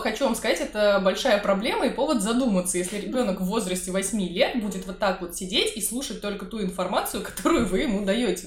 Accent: Saint Petersburg, Russia; как жителю, коренному жителю Петербурга

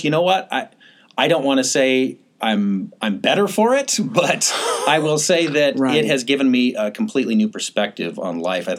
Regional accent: Seattle, Washington, United States; also born or lived in Boise, Idaho; I was born in Boise, Idaho, but mostly grew up right here in the suburbs of Seattle.

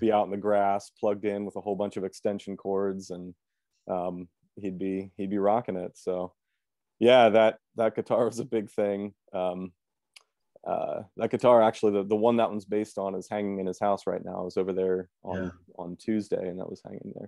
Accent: Lancaster, Pennsylvania, United States; moved away as an adult; now in Chicago, United States; I was born and raised in Lancaster

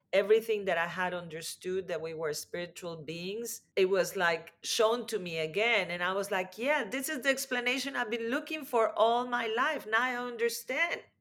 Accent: Mexico; I grew up in Mexico

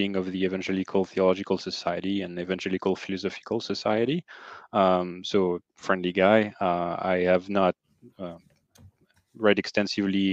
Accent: France; accent: French; English is a second language; also born or lived in New York City area; now in New York City, United States; my accent already betrayed that I'm French.

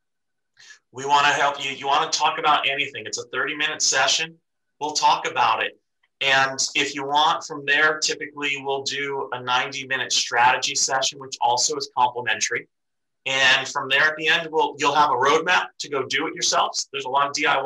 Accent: East Coast, United States; moved away; I grew up on the East Coast

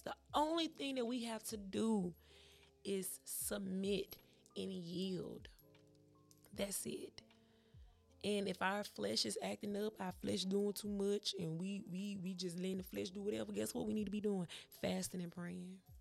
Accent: Memphis, Tennessee, United States; I'm from Memphis, Tennessee

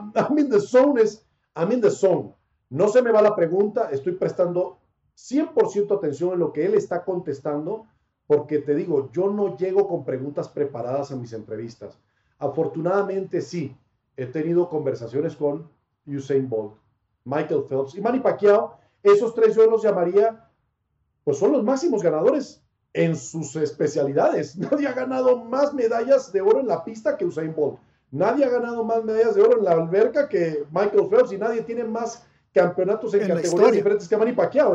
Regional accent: Monterrey, Nuevo León, Mexico; accent: del norte; also born or lived in Panama; now in Mexico City, Mexico; pues soy más regio que panameño en cuanto a tiempo de vida. O sea, yo viví más años en Monterrey que en Panamá

